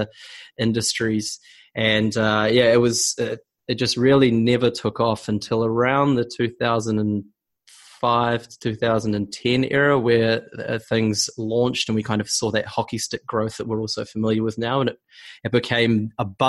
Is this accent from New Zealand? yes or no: yes; New Zealand; now in Amsterdam, Netherlands; I'm actually a New Zealander